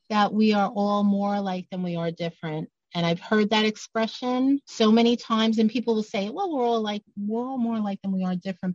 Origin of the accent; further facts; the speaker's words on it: New York City, New York, United States; I'm from Brooklyn